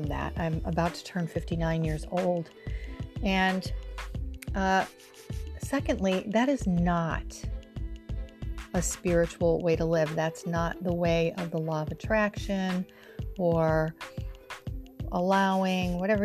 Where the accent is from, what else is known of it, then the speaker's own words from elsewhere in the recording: Rochester, New York, United States; now in near New York City, United States; I'm originally from Rochester, New York, which is part of the Snow Belt